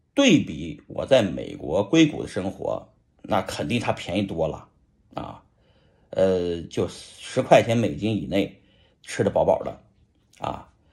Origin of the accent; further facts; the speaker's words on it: Shanxi, China; 咱是个中国人呐，再说咱也是个山西人啊